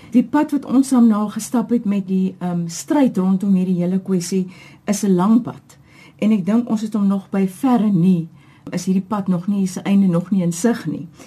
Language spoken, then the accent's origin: Afrikaans; Cape Town, Western Cape, South Africa; Ek is gebore in Getoe, Kaapenaar. Ek is een van die ek dink bevoorregtes om te sê my hele lewe lank hier gewoon.